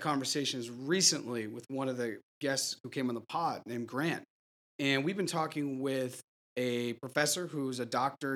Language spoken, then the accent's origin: English; near Harvard, Massachusetts, United States; I grew up near Harvard